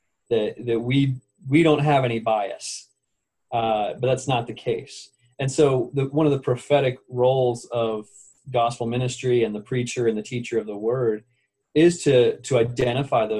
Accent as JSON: {"language": "English", "country": "United States", "said": "I am an American"}